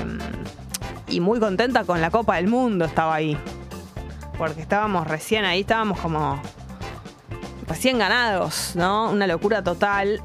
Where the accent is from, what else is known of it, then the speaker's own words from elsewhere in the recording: Buenos Aires, Argentina; accent: porteño; Tenemos que guardar nuestro, nuestra tonada porteña